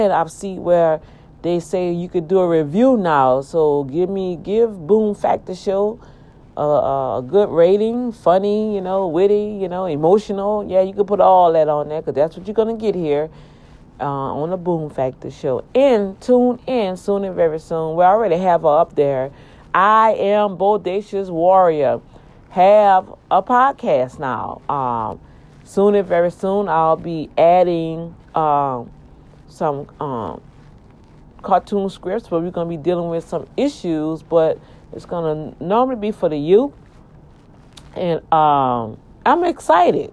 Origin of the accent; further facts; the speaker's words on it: New Orleans, Louisiana, United States; We moved from the East Bank in New Orleans